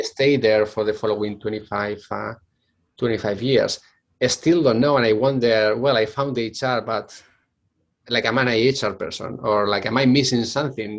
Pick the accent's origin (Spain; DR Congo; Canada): Spain; Bilbao, Basque Country; accent: Spanish; English is a second language; moved away as an adult; I come from Spain, which probably you can guess from my very thick uh, Spanish uh, accent. Uh, so I'm originally from Bilbao.